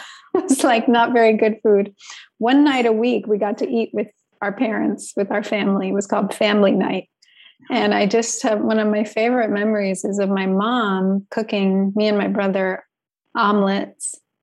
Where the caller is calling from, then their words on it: Long Island, New York, United States; I'm calling in from the unceded lands of the Munsee, Lenape, and Merrick peoples, known now as Long Island.